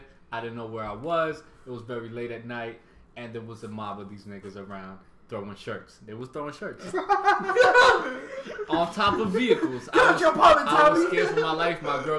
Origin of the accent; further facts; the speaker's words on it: New York City, New York, United States; also born or lived in Philadelphia; I am from the Bronx, and you know, we got a lot of people here who don't like to, you know, defend the land